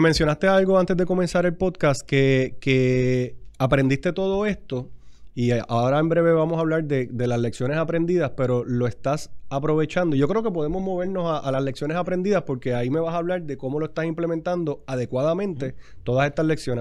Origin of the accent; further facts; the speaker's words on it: Puerto Rico; somos boricuas